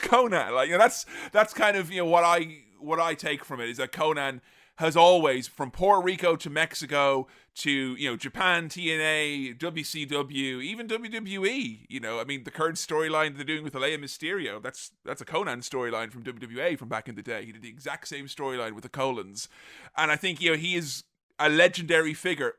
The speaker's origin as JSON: {"language": "English", "town": "Galway", "region": "Connacht", "country": "Ireland", "tie": "born or raised there", "said": "my hometown of Galway"}